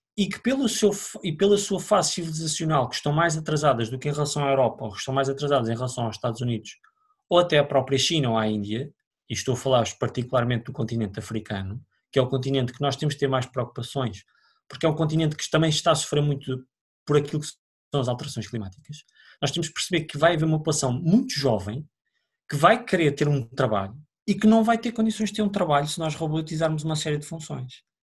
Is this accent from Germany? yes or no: no; Oliveira do Hospital, Centro, Portugal; moved away; also born or lived in Lisbon; eu venho de Oliveira Hospital, os meus pais são de lá